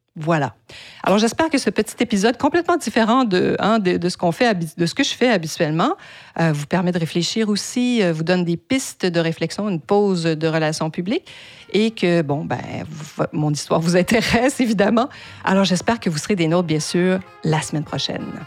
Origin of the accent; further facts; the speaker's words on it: Quebec, Canada; first language French; also born or lived in United States; J'ai donc fait mes études en français qui est ma langue maternelle dans la province de Québec, hein, au Canada